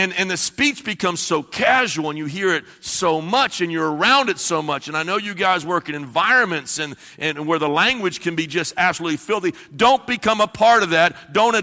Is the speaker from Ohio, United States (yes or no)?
yes; Ohio, United States; I'm from the Midwest. We have no accent. We're just right smack in the middle. There's no accent from Ohio whatsoever, I'm sure.